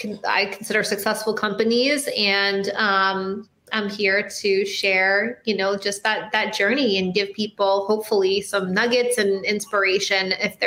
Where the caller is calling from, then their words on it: Miami, Florida, United States; I'm in Miami, sunny Miami, Florida.